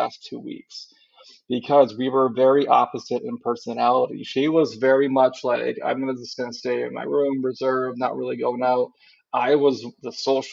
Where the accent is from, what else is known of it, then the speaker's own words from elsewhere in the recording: Wisconsin, United States; also born or lived in Marquette, Michigan; most of my family is from Marquette area and stuff, and I grew up in Wisconsin